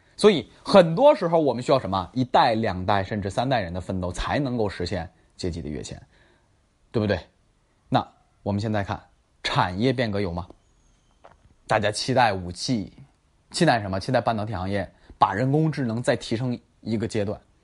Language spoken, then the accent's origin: Chinese; Tangshan, Hebei, China; 霸州啊，是我老家啊，河北霸州，我不是霸州的，我是唐山的啊